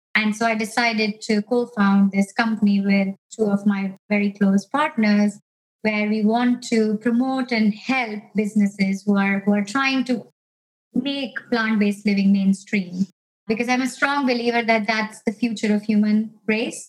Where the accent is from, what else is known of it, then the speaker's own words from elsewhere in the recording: India; moved away as an adult; also born or lived in United States / Canada; now in United Kingdom; I grew up in India